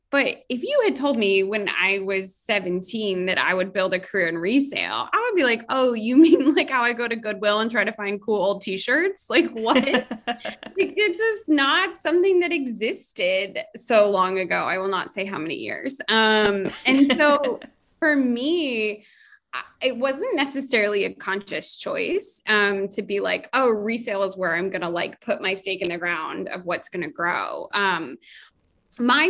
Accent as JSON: {"language": "English", "region": "Florida", "country": "United States", "moved": "yes", "lives_now": "New York, United States", "said": "I was from Florida"}